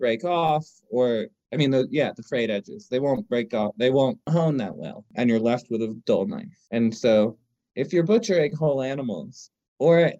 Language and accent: English; New York City, New York, United States; now in Asheville, United States; I grew up in Manhattan